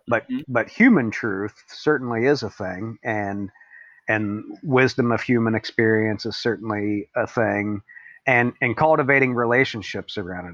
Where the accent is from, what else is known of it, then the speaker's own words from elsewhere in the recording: Appalachia, West Virginia, United States; I come from Appalachia in West Virginia.